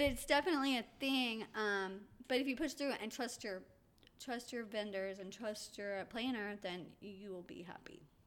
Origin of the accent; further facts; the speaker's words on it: Atlanta, Georgia, United States; I was born in Atlanta